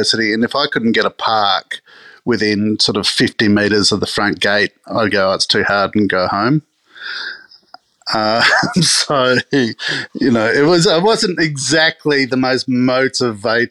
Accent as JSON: {"language": "English", "town": "Adelaide", "region": "South Australia", "country": "Australia", "tie": "born or raised there", "said": "growing up in Adelaide"}